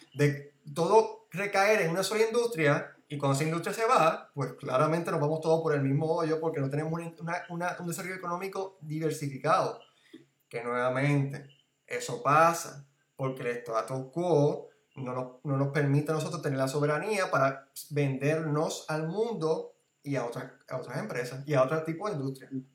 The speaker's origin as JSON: {"language": "Spanish", "country": "Puerto Rico", "said": "somos ciudadanos puertorriqueños"}